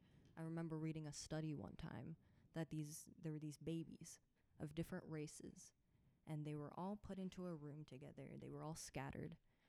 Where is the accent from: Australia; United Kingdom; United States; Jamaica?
United States; Florida; I am part Uzbek, part Puerto Rican, and I'm from Florida.